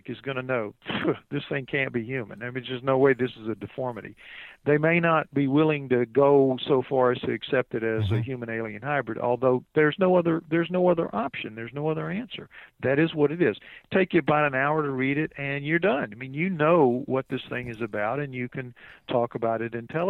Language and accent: English; New Orleans, Louisiana, United States; I'm from New Orleans